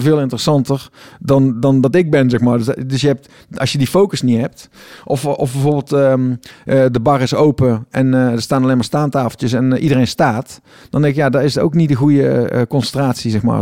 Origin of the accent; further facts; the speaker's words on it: Tilburg, North Brabant, Netherlands; ik kom uit Tilburg, ik woon in Tilburg.